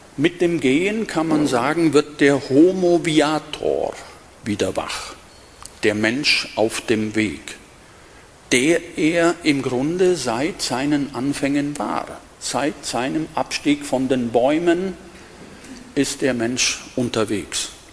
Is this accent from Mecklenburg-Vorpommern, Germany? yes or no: no; west of Augsburg, Diocese of Augsburg, Bavaria, Germany; moved away as an adult; now in Berlin, Germany; ich stamme aus dem Bistum Augsburg und bin hier aufgewachsen. Nicht hier in Benediktbeuren, paar Kilometer entfernt, westlich von Augsburg